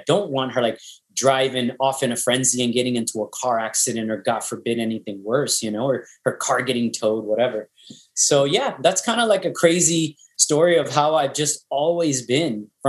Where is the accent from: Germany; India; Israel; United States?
United States; New York; And I was like, no, I got here early. I'm from New York, you know, blah, blah, blah.